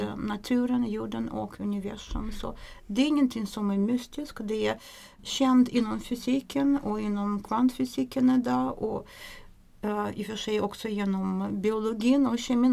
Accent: Russia; Swedish is a second language; moved away as an adult; now in Sweden; Jag kommer från, ursprungligen från Ryssland. Jag kom till Sverige 1993

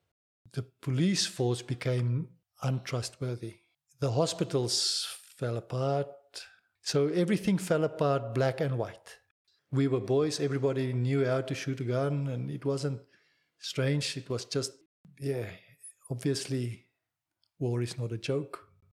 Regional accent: South Africa; English is a second language; I grew up, obviously, I think, just normal. It was a carefree environment. The 60s and 70s, South Africa was a bit sheltered from the world's movement of fre

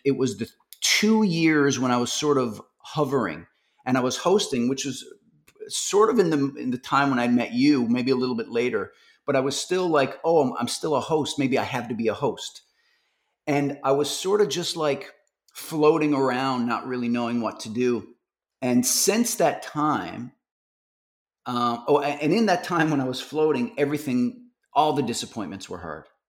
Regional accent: Newfoundland and Labrador, Canada; moved away; I'm from Newfoundland

